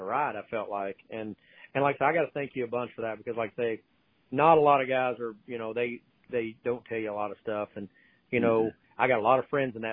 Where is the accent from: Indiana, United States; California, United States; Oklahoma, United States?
Oklahoma, United States; Oklahoma City; growing up in Oklahoma City, we always had the big half mile, flat, fairgrounds type track